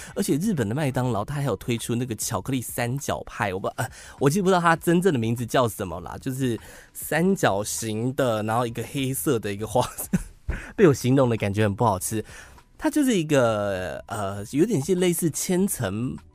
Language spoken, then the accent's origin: Chinese; Taiwan; 你怎么会知道我是台湾人